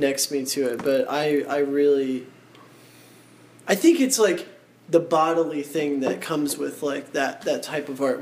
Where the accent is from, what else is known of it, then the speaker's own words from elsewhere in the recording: United States; I'm American